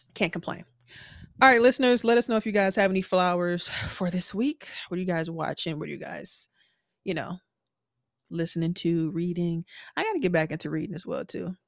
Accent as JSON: {"language": "English", "town": "Milwaukee", "region": "Wisconsin", "country": "United States", "also_born_or_lived": "Houston", "moved": "yes", "said": "I mentioned I was from Milwaukee, but I lived in Houston"}